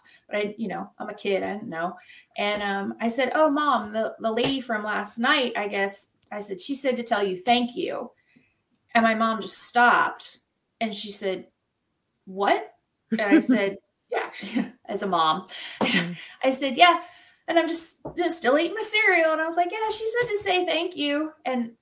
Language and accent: English; Jackson, Mississippi, United States; accent: Southern; now in Indiana, United States; I grew up in Jackson, Mississippi, or just outside of Jackson. And so I am a Southern girl by heart. and I can go right back into my accent like